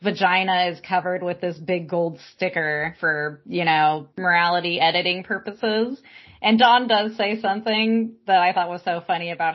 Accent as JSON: {"language": "English", "town": "Palm Springs", "region": "California", "country": "United States", "tie": "born or raised there", "said": "I grew up in Palm Springs, California. Everyone I grew up with was gay"}